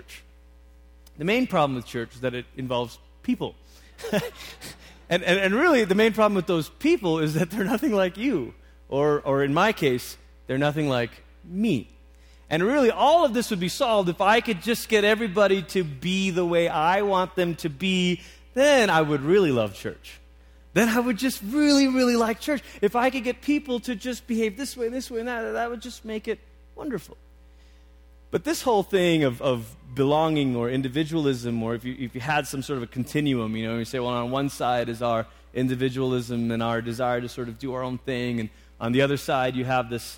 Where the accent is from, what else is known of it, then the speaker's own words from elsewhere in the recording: Malaysia; moved away; I grew up in Malaysia